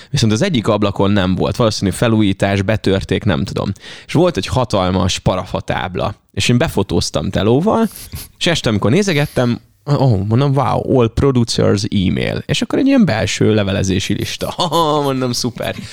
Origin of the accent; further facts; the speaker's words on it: Ajka, Veszprém County, Hungary; ahogy cseperedtem fel, és végre elmehettem Ajkáról vonattal egyedül valahova